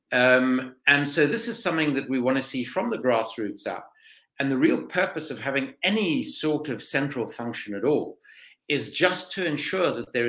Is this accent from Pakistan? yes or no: no; South Africa; accent: South African; moved away as an adult; now in London, United Kingdom; By background, I'm South African, as you can probably hear from my voice